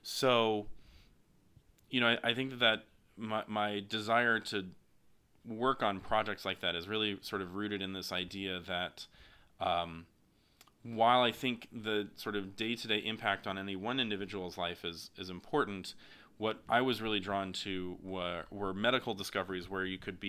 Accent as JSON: {"language": "English", "region": "Alabama", "country": "United States", "tie": "born or raised there", "lives_now": "San Diego, United States", "said": "I grew up in Alabama, so very, very far from San Diego, but I grew up as a son of a faculty member."}